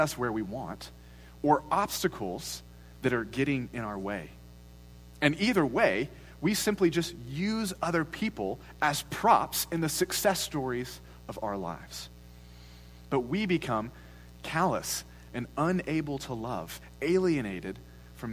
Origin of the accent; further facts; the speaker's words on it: United States; as Americans